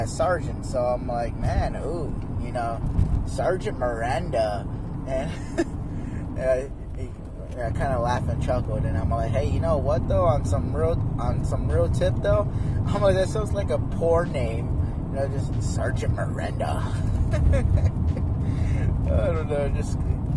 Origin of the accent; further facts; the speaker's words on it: Phoenix, Arizona, United States; now in Oregon, United States; I'm from Phoenix, Arizona, and I'm born and raised, so I'm an Arizona native.